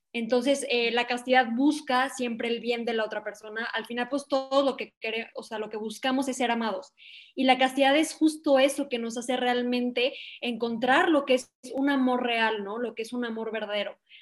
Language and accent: Spanish; León, Guanajuato, Mexico; soy de León, Guanajuato, México